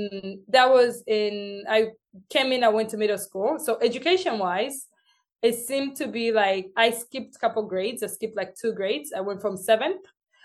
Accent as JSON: {"language": "English", "country": "Uganda", "tie": "born or raised there", "first_language": "Luganda", "second_language": "English", "said": "especially coming in from school in Uganda. Cause I had to learn Uganda first and then learn English. So my accent was like, you couldn't even understand me."}